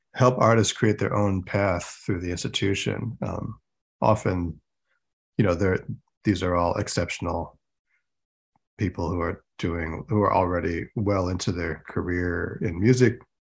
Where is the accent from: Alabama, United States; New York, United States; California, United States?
New York, United States; Rochester; when I was growing up in Rochester, New York